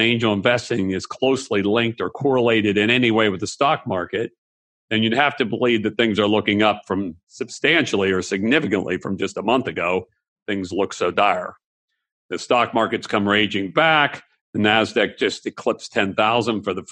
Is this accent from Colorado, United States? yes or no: no; Pittsburgh, Pennsylvania, United States; moved away; I'm originally from Pittsburgh